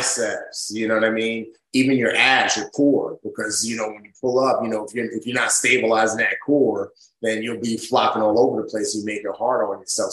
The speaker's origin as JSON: {"language": "English", "town": "New York City", "region": "New York", "country": "United States", "tie": "born or raised there", "also_born_or_lived": "Nigeria", "said": "growing up in the Bronx"}